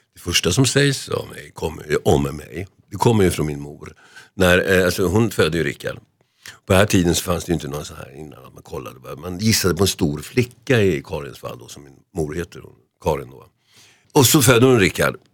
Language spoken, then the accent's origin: Swedish; Solna, Stockholm County, Sweden; hemma i Huvudsta